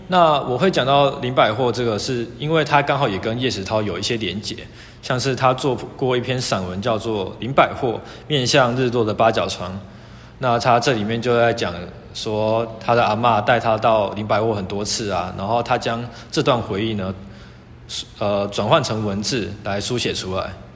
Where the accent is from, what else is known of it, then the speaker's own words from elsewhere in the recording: Tainan, Taiwan; 我也是台南人